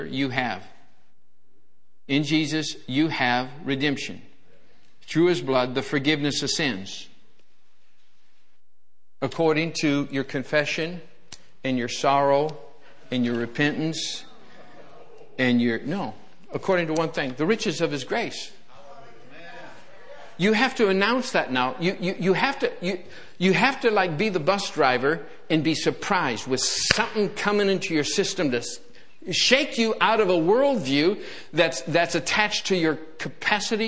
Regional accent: Michigan, United States; I grew up in Michigan, you know, we had chickens running around. I lived out in the country, little farm boy.

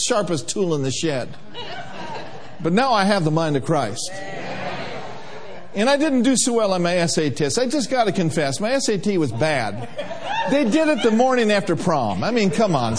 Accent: Minnesota, United States; we grew up in Minnesota

